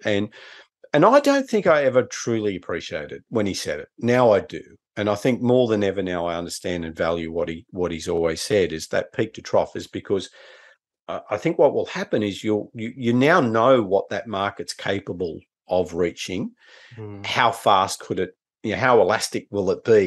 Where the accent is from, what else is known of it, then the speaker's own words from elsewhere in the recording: Newcastle, New South Wales, Australia; my hometown of Newcastle